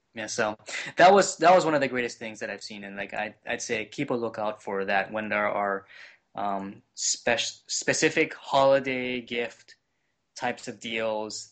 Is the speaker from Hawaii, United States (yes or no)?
yes; Hawaii, United States; now in Cleveland, United States; I am originally from Hawaii